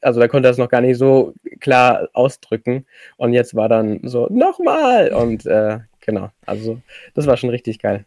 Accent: Allgäu, Bavaria, Germany; ich komme aus dem Allgäu

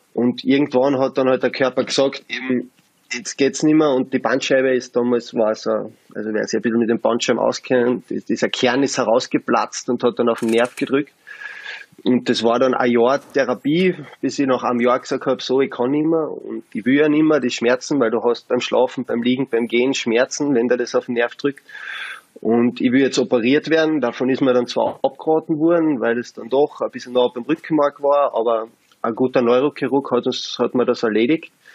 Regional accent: Carinthia, Austria; als Kärntner

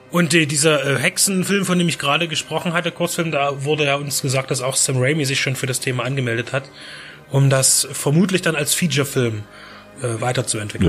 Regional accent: Czechia; now in Germany; meine, meine alte Heimat, die Tschechische Republik

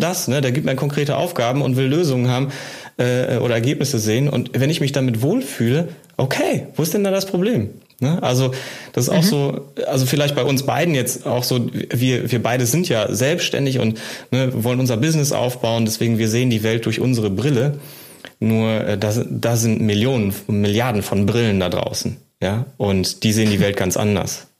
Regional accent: Germany; bei uns in Deutschland

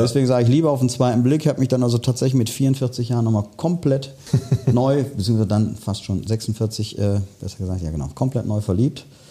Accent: Remscheid, North Rhine-Westphalia, Germany; dann komme ich ja gebürtig aus dem Bergischen, durfte leider nicht in der schönsten Stadt der Welt das Licht erblicken, also aus Remscheid

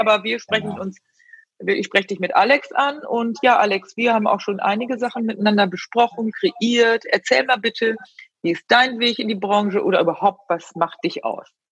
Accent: Rheine, North Rhine-Westphalia, Germany; ich komme ja auch aus der Gegend, also ich komme aus Rheine oder Spelle bei Rheine meine Mutter ist ja Münsterländerin

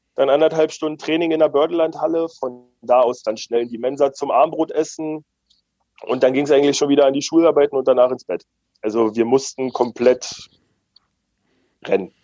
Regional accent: Premnitz, Brandenburg, Germany; now in Eisenach, Germany; ich komme aus Premnitz gebürtig.

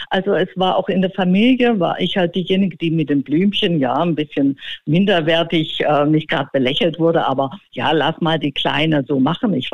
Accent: Stuttgart, Baden-Württemberg, Germany; Und mein Onkel war der Dorfarzt in Stuttgart-Seelenbuch, wo ich aufgewachsen bin.

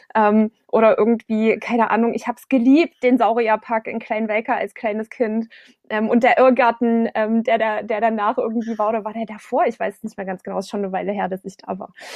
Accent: Klipphausen, Saxony, Germany; now in Dresden, Germany; Ich bin auf dem Land groß geworden, ähm, in der Gemeinde Klipphausen

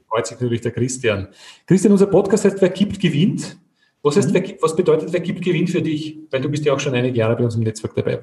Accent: Austria; als Österreicher

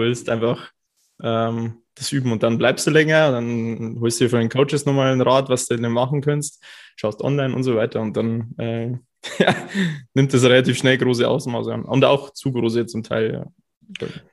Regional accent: Cham, Bavaria, Germany; moved away as an adult; also born or lived in Bayreuth; Ich komme aus Kaam, das ist so zwei Stunden fast weg.

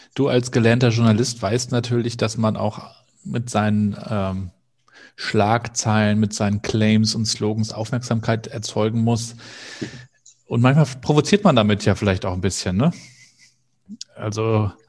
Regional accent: Rostock, Mecklenburg-Vorpommern, Germany; als Rostocker

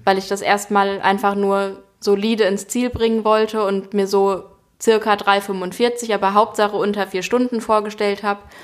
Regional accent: Frankfurt, Hesse, Germany; moved away as an adult; now in Hamburg, Germany; in Frankfurt, in meiner Heimatstadt

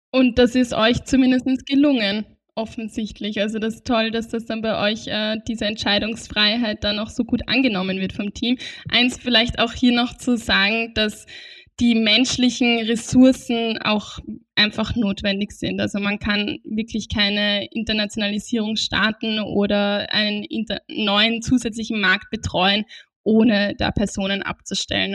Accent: Austria; bei uns in Österreich

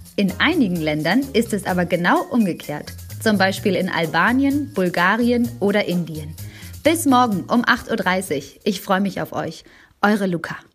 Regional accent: Germany; Bei uns in Deutschland

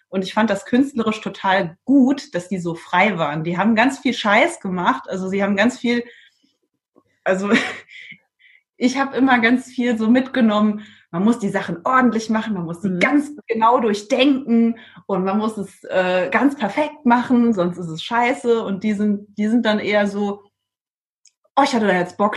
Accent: Trier, Rhineland-Palatinate, Germany; now in Iceland; Und zwar habe ich von meiner Heimat, ich komme aus dem Raum Trier und da ist ja viel Wein. Mhm. Bin auch als Kind in der Weinlese mitgegangen.

